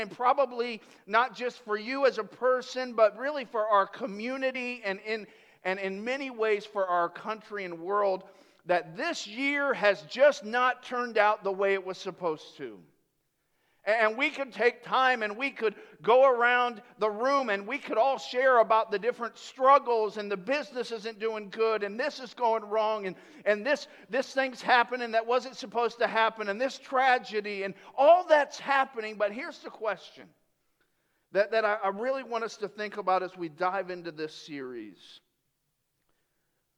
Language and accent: English; Tampa, Florida, United States; I grew up in Tampa in the 80s.